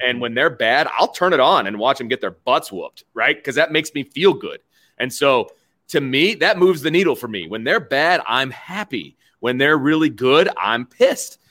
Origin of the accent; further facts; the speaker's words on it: Bristol, Indiana, United States; growing up in Bristol, Indiana